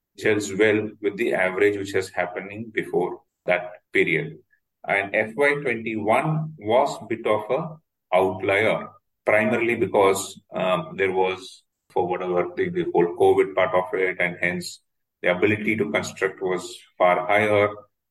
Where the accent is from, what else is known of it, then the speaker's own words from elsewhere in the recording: India; as we are in India and as Indian citizens traveling across the country